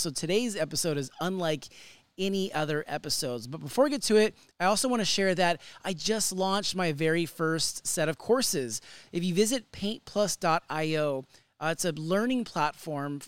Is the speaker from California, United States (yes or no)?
yes; Sacramento, California, United States; my hometown, Sacramento